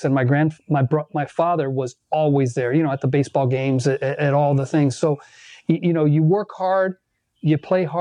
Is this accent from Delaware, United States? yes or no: no; Miami, Florida, United States; I was born here in Miami, and my parents on both sides came from Cuba, and they got married here